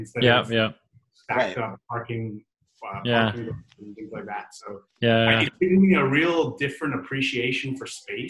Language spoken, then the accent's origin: English; Vancouver, British Columbia, Canada; moved away as an adult; also born or lived in Dubai / London; now in Singapore; I was born in Dubai. My parents were up there. I moved to Vancouver when I was 9. Lived in Vancouver for most of the rest of the time. Moved to London about 7 years ago. Did 6 years in London, and now I'm almost a year in Singapore.